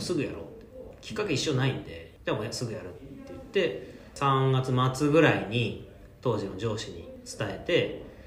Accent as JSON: {"language": "Japanese", "town": "Yokohama", "region": "Kanagawa", "country": "Japan", "tie": "born or raised there", "also_born_or_lived": "Tokyo", "said": "東京生まれ まあ、神奈川県横浜市育ちなんで、まあ、ほとんど関東地方にずっといるという感じですね"}